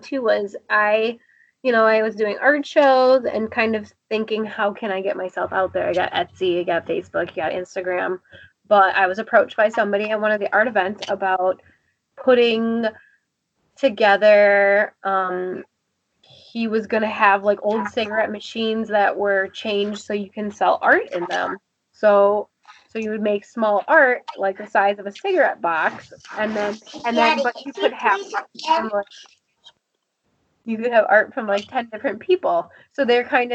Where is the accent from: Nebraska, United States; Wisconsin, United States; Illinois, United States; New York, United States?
Wisconsin, United States; Appleton; now in Fond du Lac, United States; I live in Fond du Lac now, but I grew up mainly in Appleton